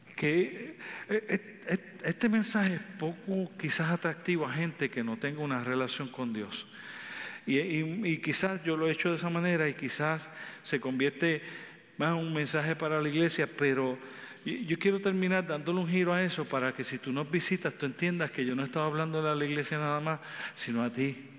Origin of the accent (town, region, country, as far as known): Puerto Rico